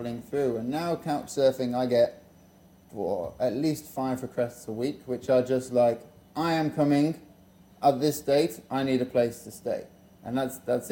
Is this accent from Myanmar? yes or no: no; Liverpool, North West England, United Kingdom; moved away; I was born in Liverpool. Yeah, nice childhood. Grew up in a really nice place